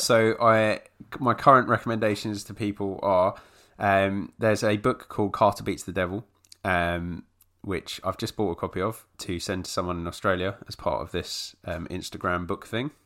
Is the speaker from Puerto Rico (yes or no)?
no; London, United Kingdom; I was born in London